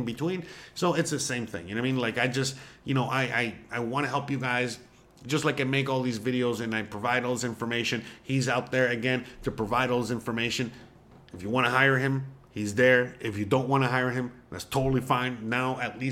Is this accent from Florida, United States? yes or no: yes; Hialeah, Florida, United States; I am a Miami boy, born and raised in Hialeah